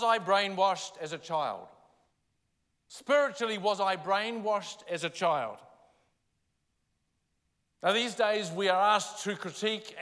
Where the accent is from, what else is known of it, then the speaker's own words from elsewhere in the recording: Palmerston North, Manawatū-Whanganui, New Zealand; I grew up in Palmerston North